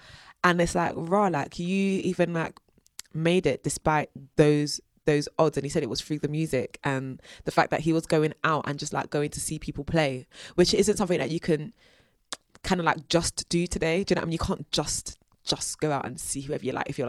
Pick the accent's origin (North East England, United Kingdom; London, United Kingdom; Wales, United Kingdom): London, United Kingdom; South London; the fact that I'm from South London, like the kind of jokes that I make